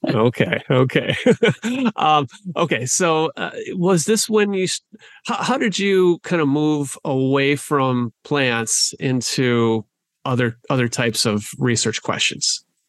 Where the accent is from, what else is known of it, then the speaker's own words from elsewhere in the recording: southwestern Wisconsin, United States; I'm a born and raised Wisconsinite as well, uh, although from the southwestern part of the state